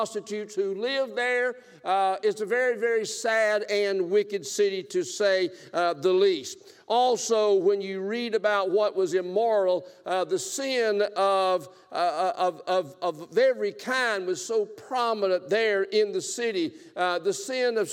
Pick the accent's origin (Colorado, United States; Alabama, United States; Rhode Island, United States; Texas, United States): Alabama, United States; South; I am from South Alabama